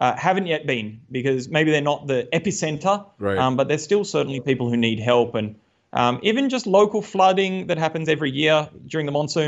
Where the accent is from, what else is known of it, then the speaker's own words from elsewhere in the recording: Australia; moved away as an adult; also born or lived in Tasmania; now in Uttarakhand, India; growing up in Australia